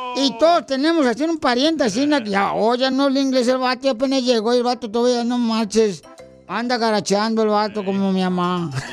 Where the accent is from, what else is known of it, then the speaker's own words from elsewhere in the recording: Michoacán, Mexico; now in United States; como de Michoacán, así como buen michoacano que soy